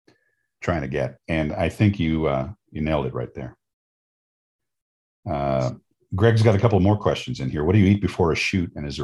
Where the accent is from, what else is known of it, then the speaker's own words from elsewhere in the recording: New York, United States; I knew some Andersons when I was growing up in New York.